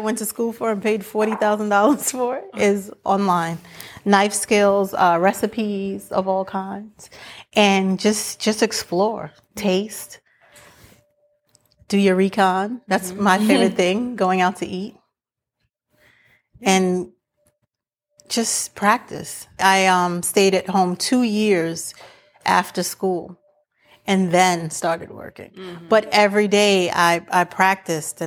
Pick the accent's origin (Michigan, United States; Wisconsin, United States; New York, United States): New York, United States; moved away as an adult; now in Florida, United States; I live in Florida now, but I'm from New York. So I've been here for going on 3 years